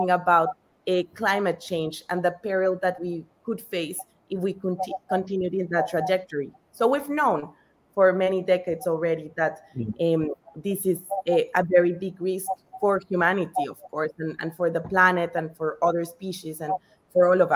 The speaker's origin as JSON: {"language": "English", "country": "Colombia", "tie": "born or raised there", "said": "I'm Colombian, so I was born in Colombia, and Colombia is one of the most biodiverse countries in the whole world. So growing up, I was always surrounded by nature."}